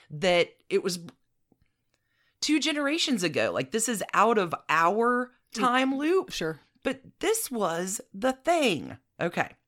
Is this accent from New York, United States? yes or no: no; Anniston, Alabama, United States; next door to my hometown in Anniston.